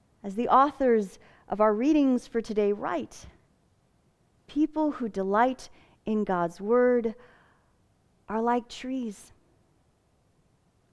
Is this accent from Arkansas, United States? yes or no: no; Fillmore, California, United States; you could still find beautiful orange groves in my hometown.